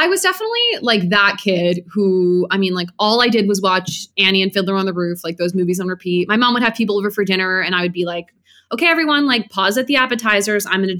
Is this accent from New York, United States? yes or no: yes; New York City, New York, United States; So I grew up in New York City